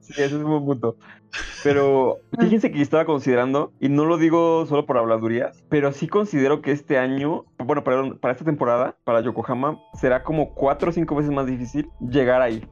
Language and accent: Spanish; Mexico; como mexicano